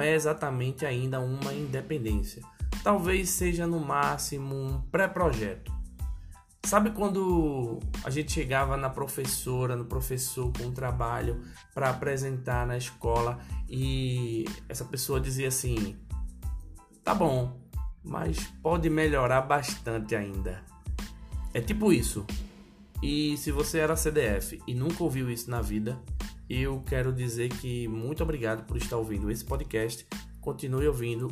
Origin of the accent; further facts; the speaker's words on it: Recife, Pernambuco, Brazil; Eu sou comediante pernambucano nasci em Recife